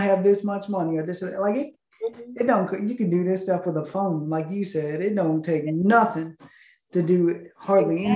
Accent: an hour north of Chicago, Illinois, United States; moved away; also born or lived in Tennessee / Houston, Texas; I grew up an hour north of Chicago in this oh. small town, and then I moved to Tennessee

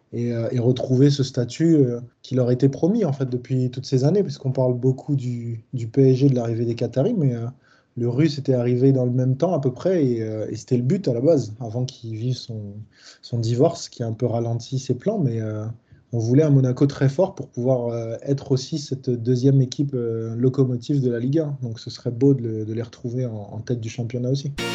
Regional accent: Paris, Île-de-France, France; je suis parisien

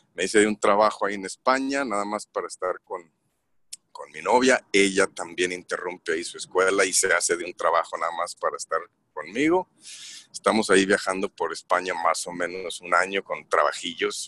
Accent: Torreón, Coahuila, Mexico; moved away as an adult; also born or lived in San Francisco, United States / Italy; now in Stockholm, Sweden; soy originario de Torreón, Coahuila

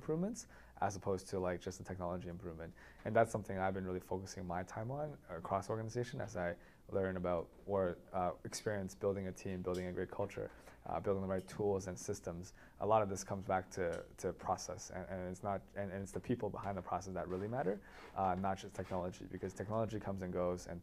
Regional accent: Toronto, Ontario, Canada; also born or lived in San Francisco, United States / Waterloo, Canada; I grew up mostly in Toronto, and I went to Waterloo as well.

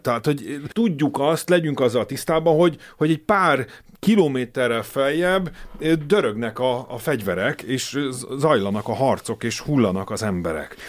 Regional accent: Hungary; Én magyarként

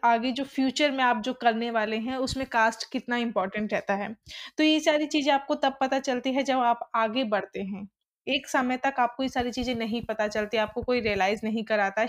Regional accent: Delhi, India; मैं एक ऐसी कम्युनिटी में पड़ी पली बड़ी हूँ जो दिल्ली के अंबेडकर नगर है

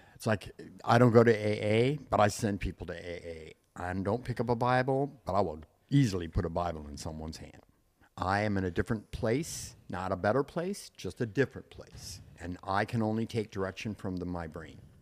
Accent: Trenton, Michigan, United States; also born or lived in Dearborn, Michigan; now in Palm Springs, United States; I'm actually from Trenton

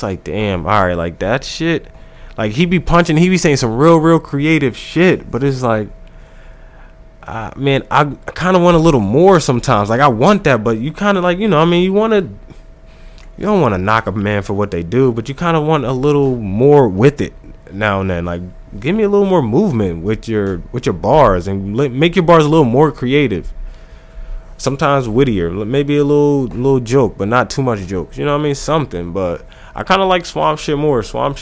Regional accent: New Jersey, United States; It's Jersey. I'm from Jersey

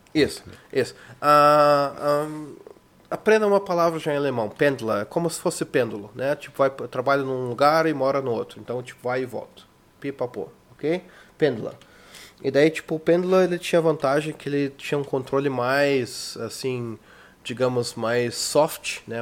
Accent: Brazil; moved away

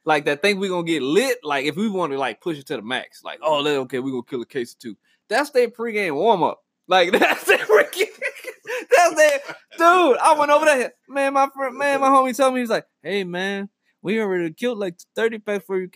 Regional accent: Cajun, Louisiana, United States; I'm Cajun

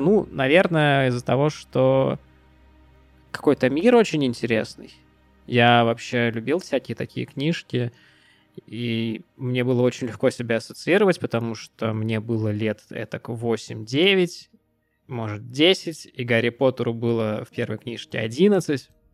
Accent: Pskov, Pskov Oblast, Russia; Мы ездили из Пскова, а, в гости к нашей тёте в Петербург

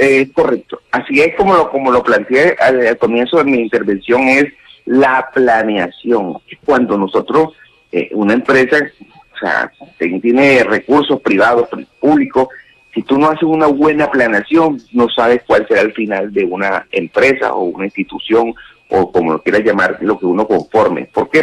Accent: Barranquilla, Atlántico, Colombia; como barranquillero

